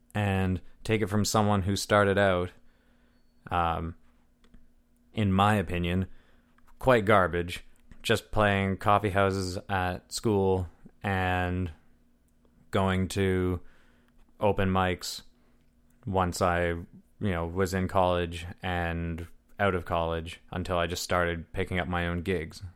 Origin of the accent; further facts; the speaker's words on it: Deep River, Ontario, Canada; now in North Bay, Canada; I'm from Deep River, which is a town of forty-two hundred, maybe five thousand